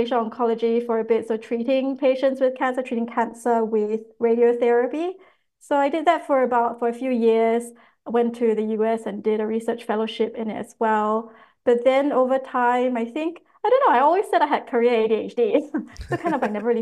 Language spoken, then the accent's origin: English; Singapore; now in Australia; growing up in Singapore